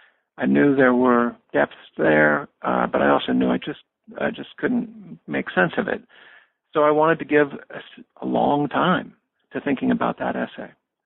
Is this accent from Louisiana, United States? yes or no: no; Springfield, Missouri, United States; born or raised there